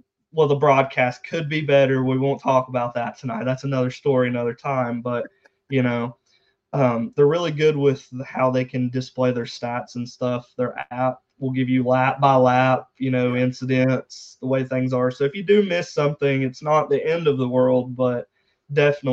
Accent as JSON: {"language": "English", "area": "about 45 minutes from Dawsonville", "region": "Georgia", "country": "United States", "tie": "born or raised there", "said": "about 45 minutes away from Dawsonville, Georgia"}